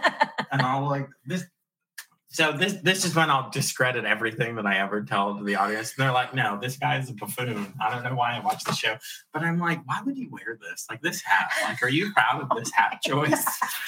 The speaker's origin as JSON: {"language": "English", "region": "Virginia", "country": "United States", "tie": "born or raised there", "also_born_or_lived": "New York City", "said": "I'm from New York City, but it's a closely held secret. I say I'm from Virginia because I was little. I was raised in Virginia."}